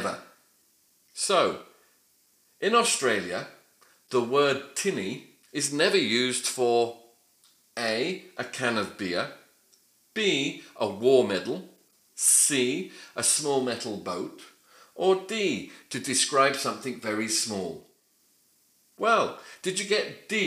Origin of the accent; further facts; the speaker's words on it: United Kingdom; I'm British